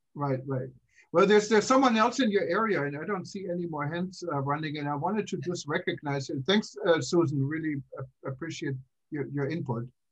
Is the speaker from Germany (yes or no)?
yes; Germany; also born or lived in Kansas; now in United States; growing up in Germany, um, I left for the U.S. back in 1982